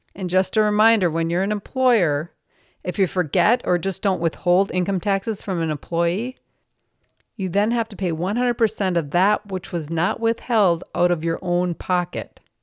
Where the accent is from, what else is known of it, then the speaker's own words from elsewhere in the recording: Minnesota, United States; I'm from Minnesota